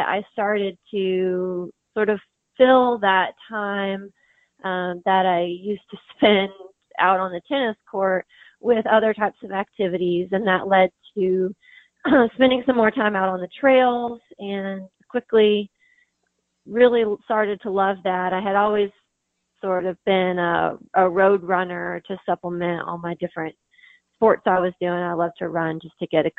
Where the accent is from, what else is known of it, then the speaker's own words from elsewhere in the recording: Kentucky, United States; moved away as an adult; now in Pittsboro, United States; I grew up in Kentucky out on a farm and then moved here after college